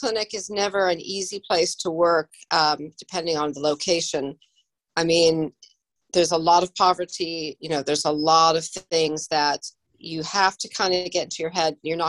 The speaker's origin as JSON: {"language": "English", "region": "Illinois", "country": "United States", "said": "as much as I adore Chicago and it's my home state"}